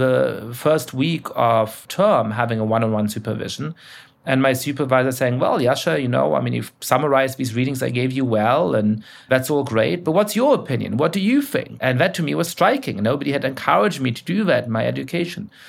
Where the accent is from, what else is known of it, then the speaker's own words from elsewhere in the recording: Germany; moved away as an adult; also born or lived in Cambridge, England; I grew up in Germany and went to school there